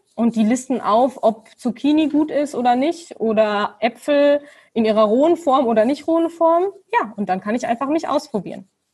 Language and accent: German; Germany; moved away; ich bin Deutsche